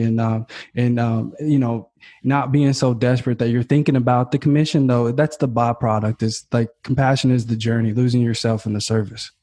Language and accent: English; Kentucky, United States; now in California, United States; I'm from Kentucky, man. So uh, and I'm living in California now, and I'm like this Kentucky kid